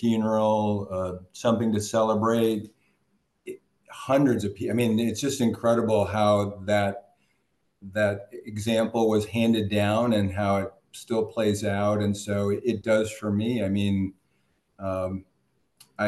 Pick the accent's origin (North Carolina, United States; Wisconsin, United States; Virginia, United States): Wisconsin, United States; Prairie du Chien; moved away; I grew up, I was born in Prairie du Chien, Wisconsin